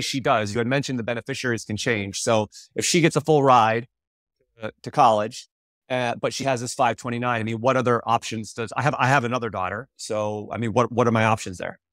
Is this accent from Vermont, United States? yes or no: yes; Vermont, United States; moved away as an adult; also born or lived in Connecticut; I was a kid from Vermont that came down to run, to run for UConn